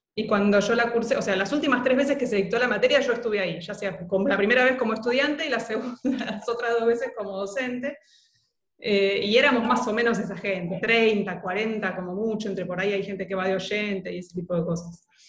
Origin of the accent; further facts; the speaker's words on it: Buenos Aires, Argentina; Yo vivía en Núñez